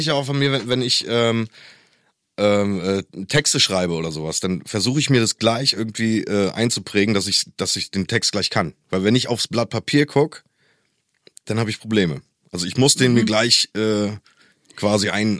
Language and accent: German; East Germany, Germany; ich komme ja aus der DDR mhm. Und ich glaube, als die Grenzen aufgegangen sind, war ich elf